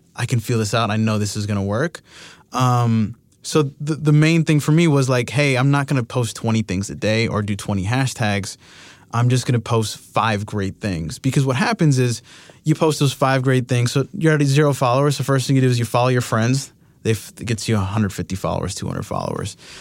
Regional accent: Miami, Florida, United States; I'm from Miami.

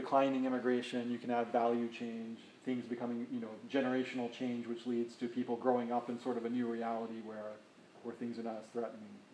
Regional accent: United States; as an American

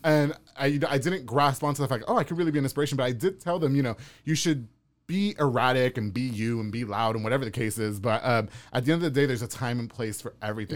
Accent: New York, United States; also born or lived in Texas; now in Waco, United States; I'm from New York.

